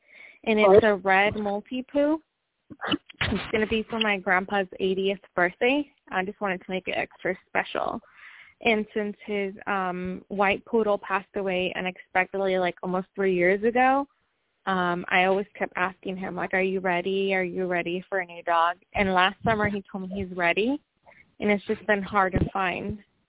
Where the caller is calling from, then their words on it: Washington, United States; Where are you calling from? From Washington.